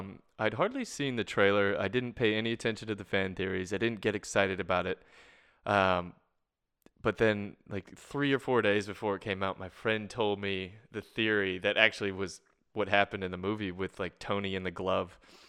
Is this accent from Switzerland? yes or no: no; Canada; now in Australia; someone told me the other day that my R's aren't as hard as they normally should be as a Canadian, because I've been in Australia now for 4 years.